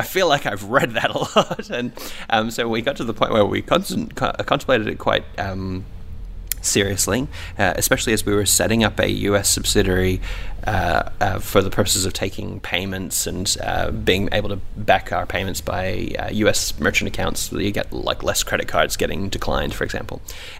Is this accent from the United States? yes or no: no; Papua New Guinea; also born or lived in England; now in Australia; I was born in England, actually, but I'm half Iranian. I grew up in Papua New Guinea.